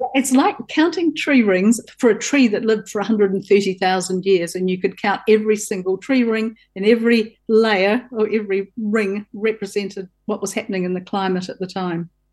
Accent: Southland, New Zealand; I grew up in Southland on a farm

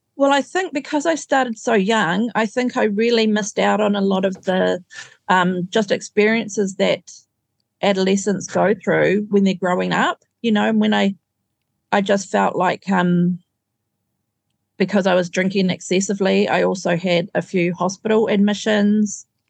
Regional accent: Auckland, New Zealand; I grew up in Auckland.

